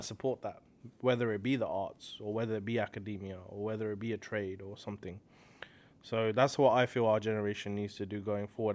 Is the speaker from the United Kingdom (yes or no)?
yes; Slough, South East England, United Kingdom; moved away as an adult; also born or lived in Hounslow; now in Toronto, Canada; I'm born and raised in a place called Slough, and then, uh, I moved from Slough to a place called Hounslow